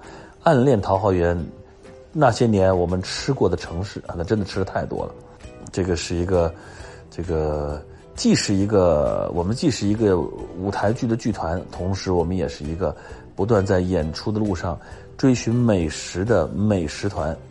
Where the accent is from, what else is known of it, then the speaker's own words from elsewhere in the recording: Beijing, China; 我们这几个北京的呢都回家了，